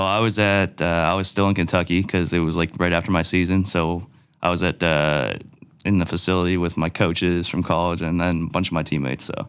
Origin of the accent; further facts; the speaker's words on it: Cole Harbour, Nova Scotia, Canada; I grew up in Cole Harbor